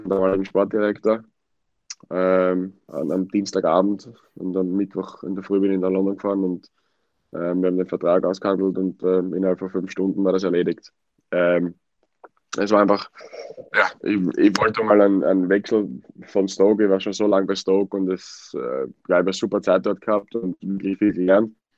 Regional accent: Wiener Neustadt, Lower Austria, Austria; now in England, United Kingdom; in Wiener Neustadt

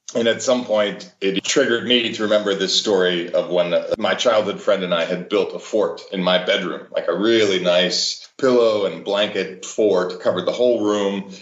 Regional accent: Cleveland, Ohio, United States; born or raised there

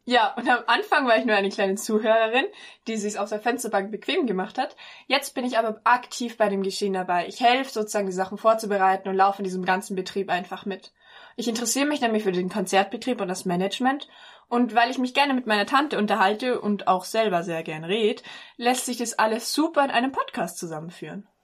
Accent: Bad Kohlgrub, Bavaria, Germany; ich bin in dem gleichen Dorf aufgewachsen, in dem auch die Klassiklage des Festivals stattfindet, nämlich in Bad Kohlgrub

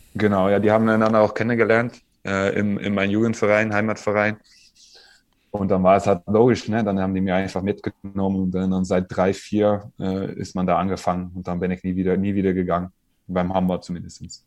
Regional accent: Netherlands; German is a second language; moved away as an adult; also born or lived in France; waren wir als Holländer

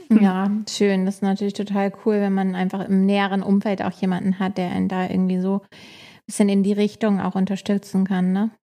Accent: Hamburg, Germany; Ich bin ja Hamburgerin

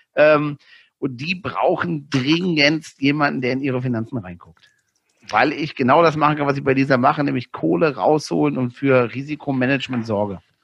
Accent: Northern Germany, Germany; moved away; als Norddeutscher

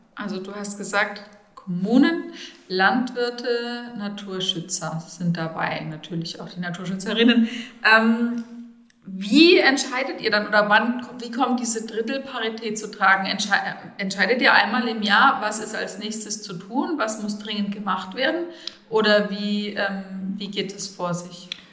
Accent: Bad Neustadt an der Saale, Bavaria, Germany; moved away as an adult; ich bin Rhönerin, in Bad Neustadt geboren und aufgewachsen.

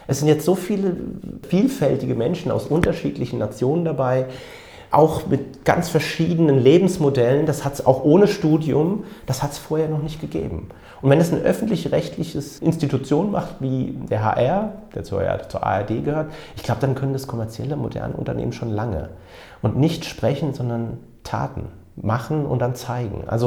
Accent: Frankfurt, Hesse, Germany; ich bin gebürtiger Frankfurter mit pakistanischen Wurzeln

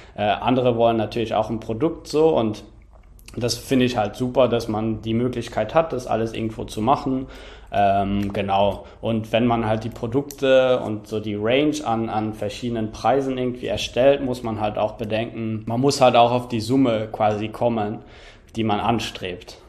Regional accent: Luxembourg; moved away; in Luxemburg, in meinem Heimatland

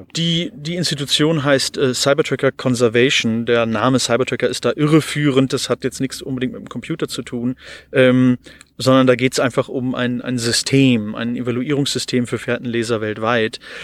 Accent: Hildesheim, Lower Saxony, Germany; ich bin eben in Hildesheim in der Stadt geboren

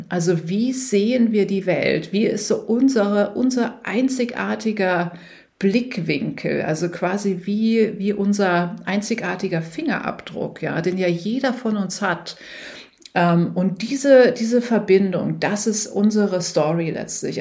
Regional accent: Germany; moved away as an adult; also born or lived in New York / San Francisco; bin aus Deutschland

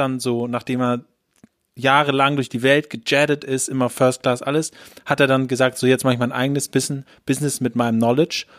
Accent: Hamburg, Germany; wir so Hamburger sind

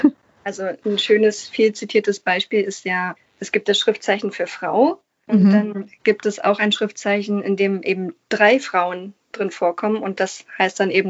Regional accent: Berlin, Germany; Da hatte ich als eingeborene Berlinerin die Gelegenheit, an einem Gymnasium

